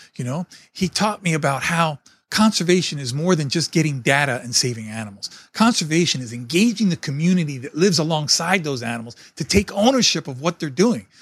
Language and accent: English; New York City, New York, United States; moved away; I was born and raised in New York City in a small apartment